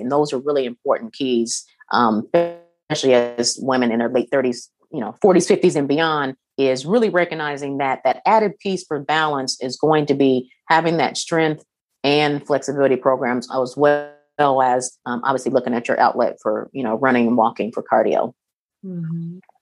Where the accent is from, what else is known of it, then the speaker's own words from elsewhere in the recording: Kokomo, Indiana, United States; where I was uh, born and raised in Kokomo